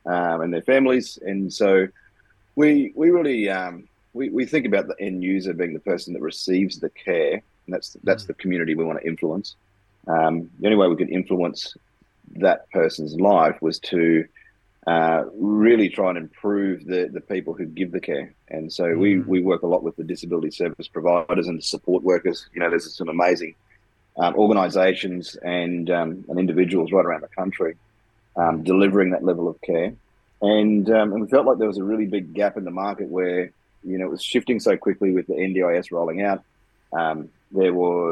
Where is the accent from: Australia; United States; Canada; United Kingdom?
Australia; Queensland; we're from Queensland, so we're rugby league mad